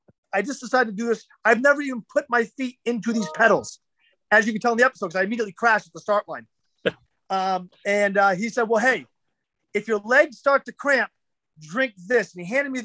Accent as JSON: {"language": "English", "region": "New Hampshire", "country": "United States", "said": "I'm from New Hampshire"}